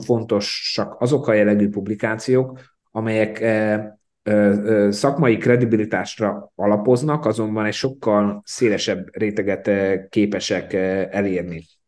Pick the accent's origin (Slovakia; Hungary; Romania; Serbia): Slovakia; én magam felvidékiként